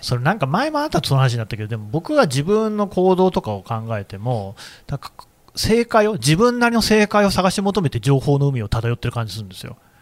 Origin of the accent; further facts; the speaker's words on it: Aichi, Japan; 私、愛知出身なんだけど